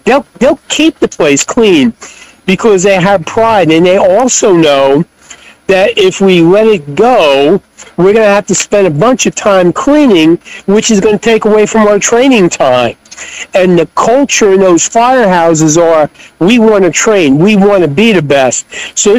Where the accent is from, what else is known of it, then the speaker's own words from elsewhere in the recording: Long Island, outside New York City, United States; moved away as an adult; also born or lived in Fort Bragg, North Carolina / Durham, North Carolina / Cherry Hill, New Jersey; I grew up out on Long Island, outside New York City.